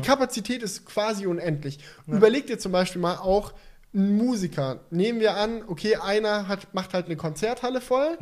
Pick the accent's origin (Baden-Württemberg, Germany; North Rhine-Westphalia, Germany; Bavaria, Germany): Baden-Württemberg, Germany; Swabia; ich bin Schwabe